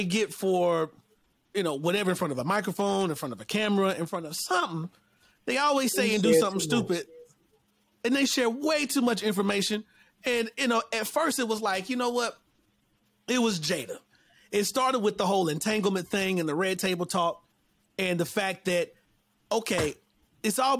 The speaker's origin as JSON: {"language": "English", "region": "North Carolina", "country": "United States", "said": "I'm from North Carolina"}